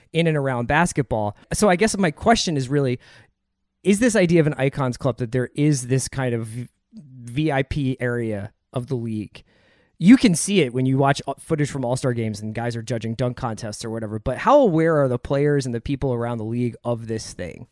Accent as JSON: {"language": "English", "town": "Philadelphia", "region": "Pennsylvania", "country": "United States", "said": "my fandom starts with Barkley as a Philadelphian"}